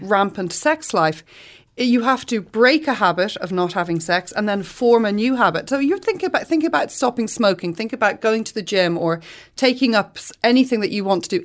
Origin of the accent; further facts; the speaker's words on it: Ireland; we're Irish